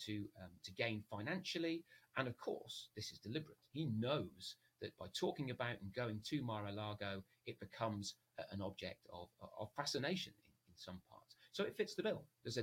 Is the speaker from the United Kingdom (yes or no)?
yes; United Kingdom; as a Brit